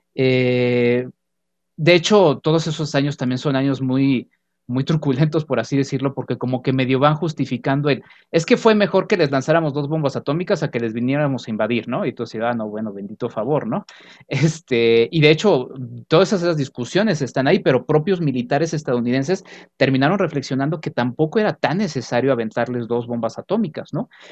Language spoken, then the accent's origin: Spanish; Mexico; como mexicanos